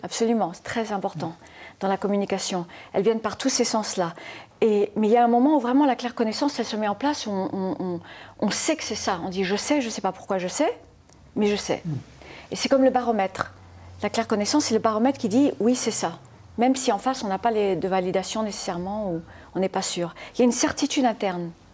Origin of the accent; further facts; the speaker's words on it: Formentera, Balearic Islands, Spain; also born or lived in United States / France; Je suis née aux États-Unis, mais je suis mhm. élevée à Formentera, dans les Baléares